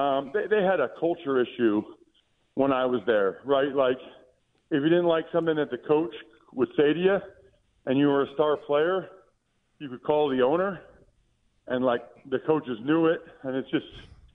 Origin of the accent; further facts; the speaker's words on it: Pennsylvania, United States; I'm from Eastern Pennsylvania, or yeah. East Central Pennsylvania